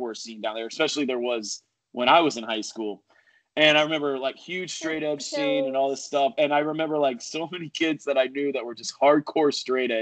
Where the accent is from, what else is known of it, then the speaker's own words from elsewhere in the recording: Coral Springs, Florida, United States; I grew up in South Florida